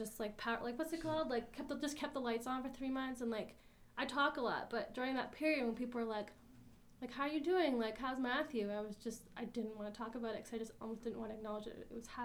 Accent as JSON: {"language": "English", "area": "Quispamsis", "region": "New Brunswick", "country": "Canada", "tie": "born or raised there", "also_born_or_lived": "Fredericton", "said": "I grew up in Quispam, which is like, it's not a university town, it's like a very residential New Brunswick place"}